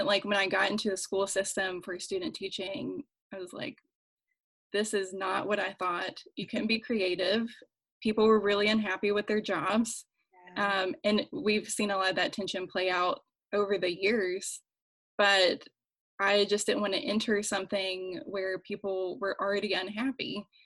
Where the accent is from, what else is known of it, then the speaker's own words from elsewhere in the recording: West Virginia, United States; moved away as an adult; also born or lived in Washington, D.C.; I'm from West Virginia, like I mentioned before, where the general population is socially conservative, even for many Democrats, at least while I was growing up.